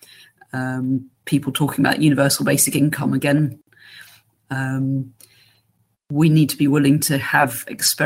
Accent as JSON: {"language": "English", "region": "England", "country": "United Kingdom", "accent": "English", "moved": "yes", "said": "as you can tell from my accent, I'm English"}